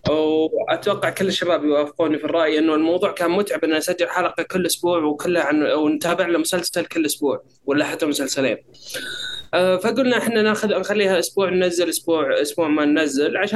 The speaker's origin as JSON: {"language": "Arabic", "country": "Saudi Arabia", "said": "ما بعد نزلت عندنا في السعوديه او ما بعد جت عندنا في السعوديه"}